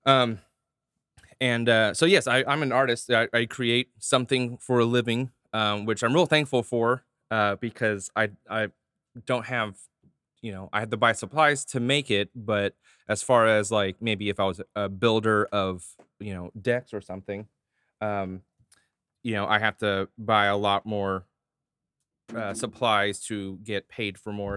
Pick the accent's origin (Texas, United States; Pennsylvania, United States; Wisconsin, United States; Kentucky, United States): Texas, United States; Hurst; I grew up in Hearst